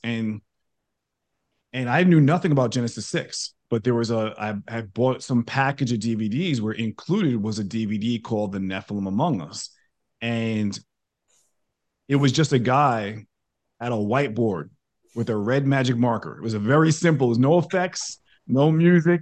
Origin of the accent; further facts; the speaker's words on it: New York, United States; moved away as an adult; now in Texas, United States; I grew up in New York. I'm a born and raised New Yorker. I, I, I live in Texas now